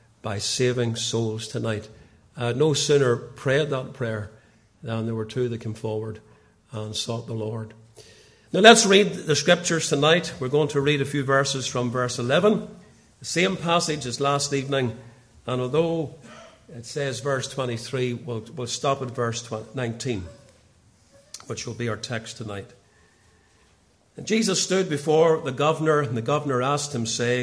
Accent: Portadown, Northern Ireland, United Kingdom; now in Ballymoney, United Kingdom; I grew up in Portadown

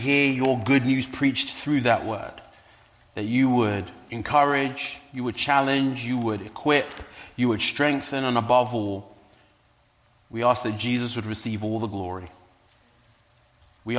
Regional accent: London, United Kingdom; now in Medford, United States; You may pick up an accent. I am indeed from London.

